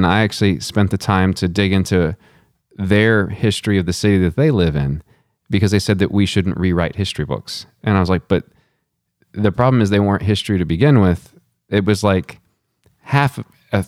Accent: Texas, United States; growing up in Texas

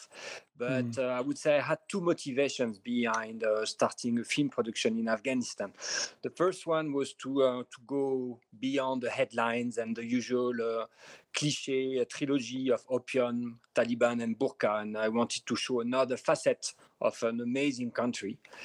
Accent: Paris, Île-de-France, France; accent: French; English is a second language; moved away as an adult; now in Amman, Jordan; I'm French. Maybe as you can hear from my accent, I'm from Paris

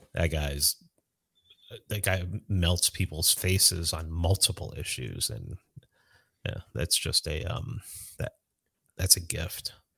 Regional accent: New York City, New York, United States; moved away; I grew up in the South Bronx

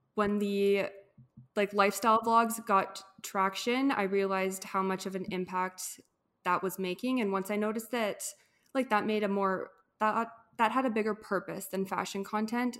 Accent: Edmonton, Alberta, Canada; from Edmonton, Alberta, born and raised here

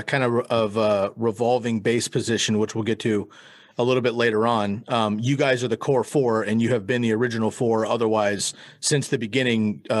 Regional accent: Bay Area, California, United States; moved away as an adult; now in Eugene, United States; I grew up in the Bay Area outside of San Francisco in California

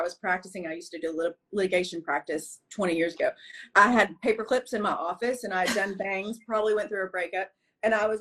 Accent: the South, United States; I grew up in the South with nothing.

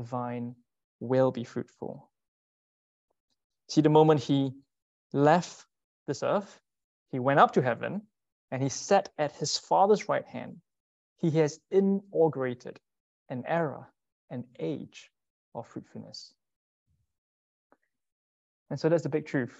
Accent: Singapore; moved away as an adult; I'm from Singapore.

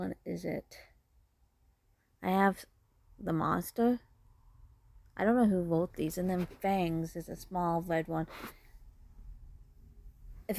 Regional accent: Canada; I'm Canadian

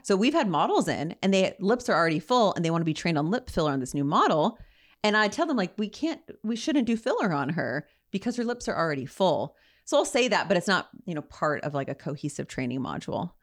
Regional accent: Ontario, California, United States; I'm a girl from Ontario

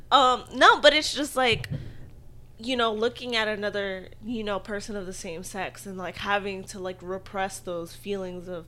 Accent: Philippines; especially as a Filipino person

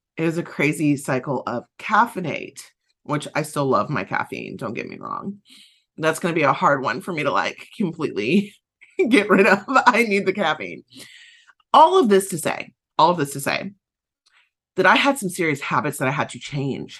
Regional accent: Southern United States, United States; accent: Southern; my Southern accent kicked in there some

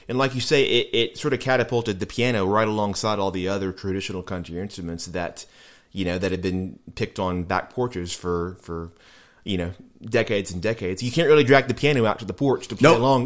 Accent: Nashville, Tennessee, United States; I grew up here in Nashville, went to public school here in Nashville

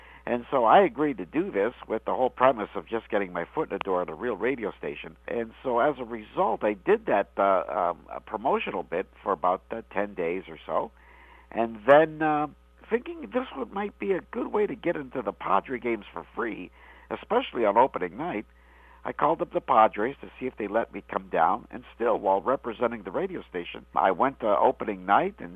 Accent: London, Ontario, Canada; now in San Diego, United States; originally I grew up in London, Ontario, Canada

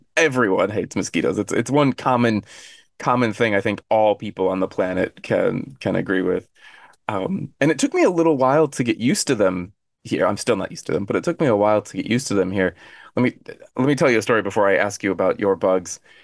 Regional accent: Arizona, United States; now in Korea; I'm from Arizona, and Arizona is dry

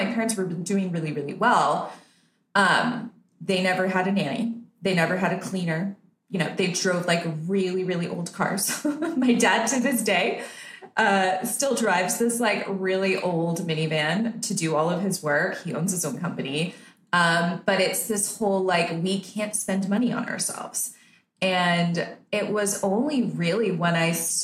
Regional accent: Canada; now in Nicaragua; I'm Canadian because that's where I was born and raised.

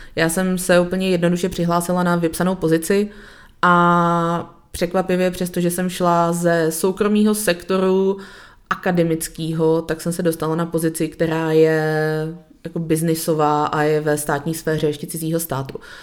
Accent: Czechia; celý oddělení je vlastně složený z Čechů, protože jsme experti

